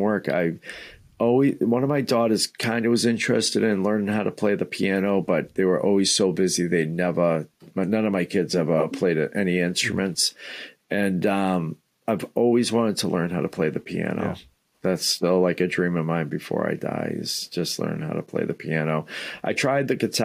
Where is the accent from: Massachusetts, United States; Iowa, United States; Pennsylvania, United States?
Massachusetts, United States; Somerville; also born or lived in Malden, Massachusetts; I grew up right outside of Boston in Somerville, which was kind of part of Boston back in the day